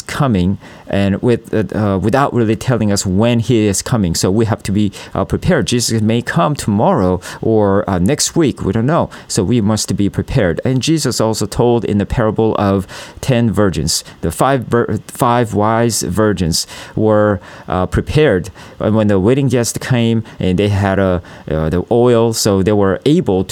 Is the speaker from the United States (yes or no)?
no; South Korea; I'm from South Korea